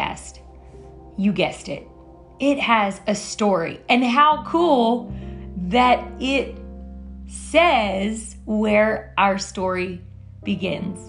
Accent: Louisiana, United States; moved away; I'm from Louisiana

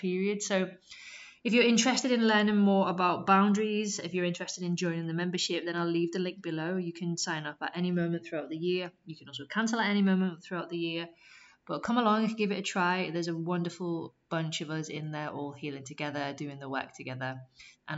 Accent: Liverpool, North West England, United Kingdom; moved away as an adult; also born or lived in Sheffield / Leeds / Canterbury / Barcelona; I moved from Liverpool, where I'm originally from, to Sheffield

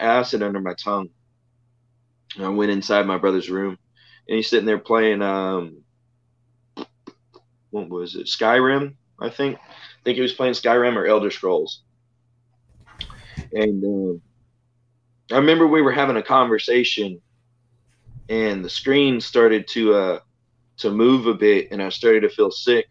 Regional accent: Jones Creek, Texas, United States; now in Freeport, United States; driving through from Jones Creek, which was my hometown, to Freeport, which is where I am right now.

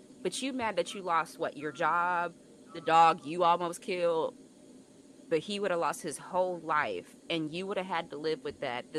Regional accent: Alabama, United States; I'm from Alabama.

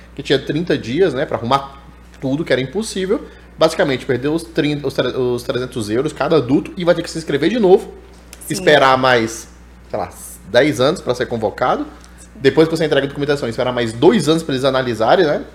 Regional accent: Brasília, Federal District, Brazil; eu tô aqui em Brasília, sou nascido e moro em Brasília.

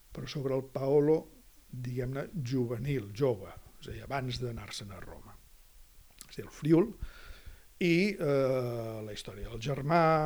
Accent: Catalonia, Spain; presentar-me com a català

